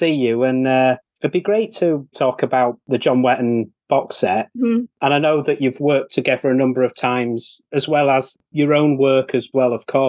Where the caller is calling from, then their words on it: Leeds, Yorkshire and the Humber, United Kingdom; Certainly am, yes. I'm outside Leeds.